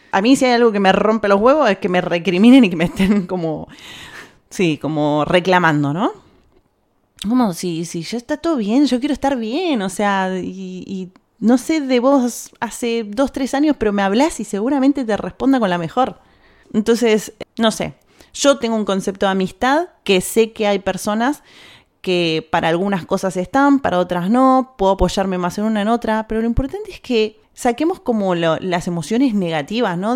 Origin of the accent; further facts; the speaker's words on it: Argentina; now in Spain; de Argentina